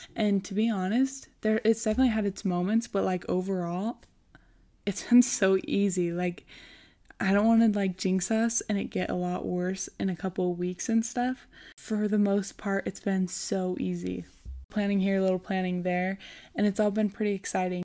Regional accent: Rigby, Idaho, United States; also born or lived in Rexburg, Idaho; now in Idaho Falls, United States; when we were six, I moved to Rigby and then just kind of lived there ever since

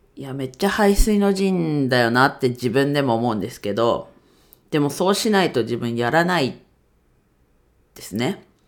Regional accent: Ninohe, Iwate, Japan; 地元岩手県二戸市

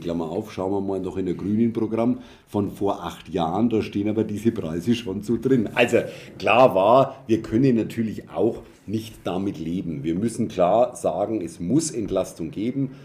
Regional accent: Germany; als Deutsche

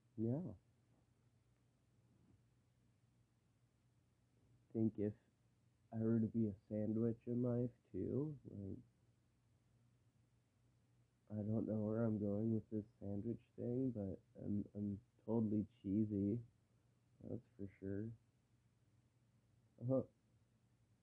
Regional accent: Michigan, United States; I live in Michigan. Yeah, I'm from Michigan

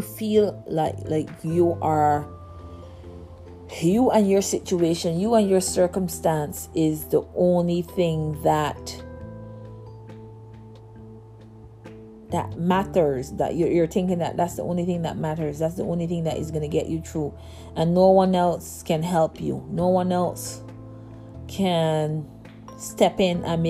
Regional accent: Barbados; I grew up in Barbados

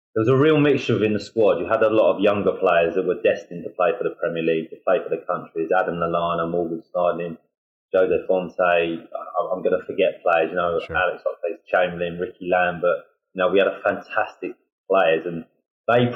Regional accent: Hastings, South East England, United Kingdom; I'm from Hastings

